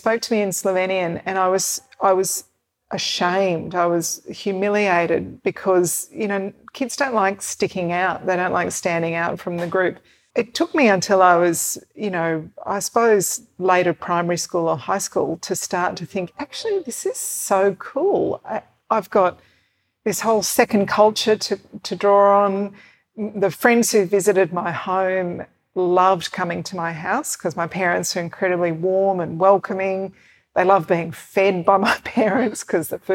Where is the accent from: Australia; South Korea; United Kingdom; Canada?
Australia; Sydney, New South Wales; I grew up, like I said, in Oyster Bay, which is about a 10-minute drive from the beach